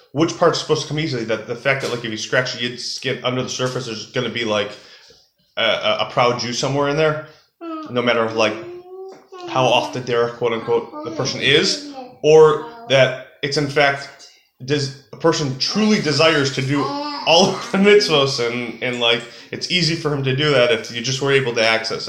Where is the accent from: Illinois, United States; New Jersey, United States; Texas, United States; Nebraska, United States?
Illinois, United States; Chicago; Why? Because I'm from Chicago. I'm a Cubs fan.